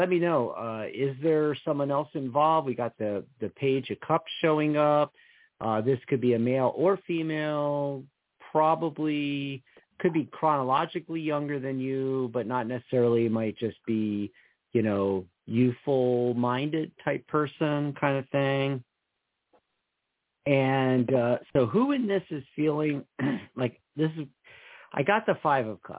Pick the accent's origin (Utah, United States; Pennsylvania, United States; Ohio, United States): Pennsylvania, United States; moved away; also born or lived in Seattle; We're both from Pennsylvania